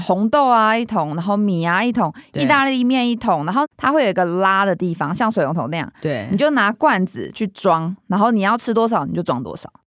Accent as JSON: {"language": "Chinese", "region": "Taoyuan", "country": "Taiwan", "tie": "born or raised there", "said": "它其实就在我老家附近"}